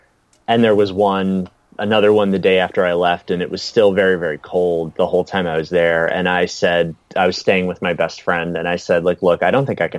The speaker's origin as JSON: {"language": "English", "town": "Philadelphia", "region": "Pennsylvania", "country": "United States", "tie": "born or raised there", "also_born_or_lived": "New Jersey / New York City / Ithaca / California", "moved": "as an adult", "lives_now": "San Diego, United States", "said": "I'm originally from Philadelphia. I grew up sort of between Philadelphia and New Jersey until I was 18. Went to college in just outside of Philadelphia"}